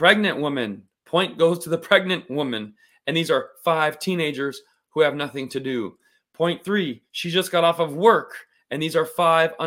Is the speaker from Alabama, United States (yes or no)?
no; Las Vegas, Nevada, United States; I happen to have a Persian dad and a Scottish mom. But I grew up in Las Vegas